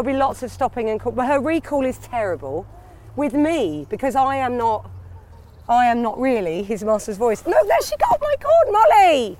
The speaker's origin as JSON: {"language": "English", "region": "London", "country": "United Kingdom", "tie": "born or raised there", "said": "I grew up west, sort of northwest."}